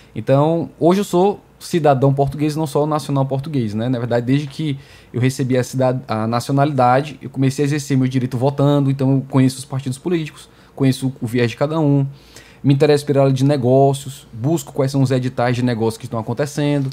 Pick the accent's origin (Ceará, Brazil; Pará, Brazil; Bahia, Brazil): Ceará, Brazil; Fortaleza; mesmo que eu e você tenhamos nascido aqui no Brasil. Uhum. Eu em Fortaleza